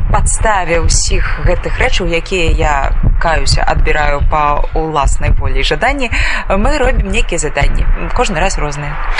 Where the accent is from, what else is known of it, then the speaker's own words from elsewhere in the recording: Belarus; now in Białystok, Poland; мы беларусы